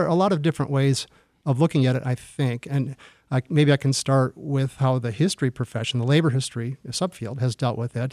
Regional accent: Michigan, United States; now in Detroit, United States; I moved to Detroit. I'm from Michigan originally

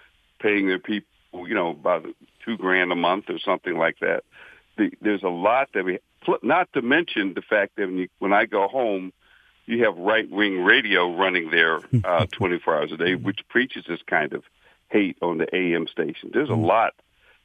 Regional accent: Western Pennsylvania, United States; now in Lake Orion, United States; I grew up in Western Pennsylvania

